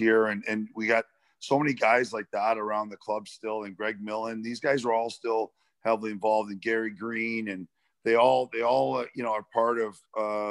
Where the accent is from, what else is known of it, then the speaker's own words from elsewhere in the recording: Toronto, Ontario, Canada; Toronto there, which is my hometown